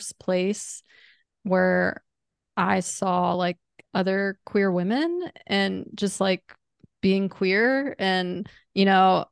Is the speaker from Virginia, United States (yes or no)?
yes; Chesapeake, Virginia, United States; I grew up in Chesapeake